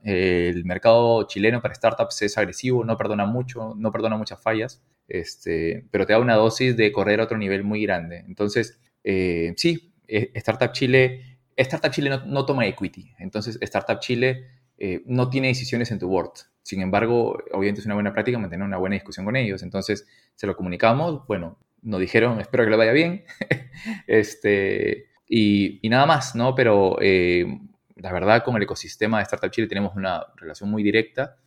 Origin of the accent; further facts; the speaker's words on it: Piura, Peru; soy piurano